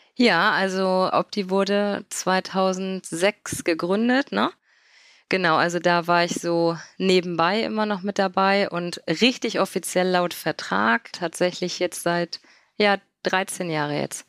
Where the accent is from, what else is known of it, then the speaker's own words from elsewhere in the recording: Mönchengladbach, North Rhine-Westphalia, Germany; Ich komme aus dem wunderschönen Mönchengladbach am Niederrhein. Und ja, da lebe ich